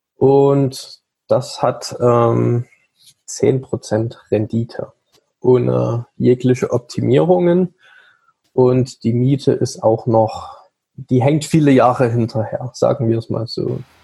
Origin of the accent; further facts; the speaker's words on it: Saxony, Germany; also born or lived in Leipzig; ich bin gebürtig aus Sachsen